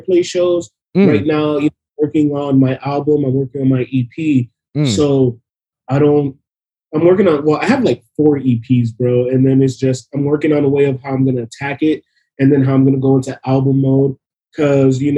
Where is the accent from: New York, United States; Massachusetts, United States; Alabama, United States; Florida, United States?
Florida, United States; Miami; we're from Miami, man. I'll say, look, my mom was an immigrant. She brought me to this country to be born in the USA.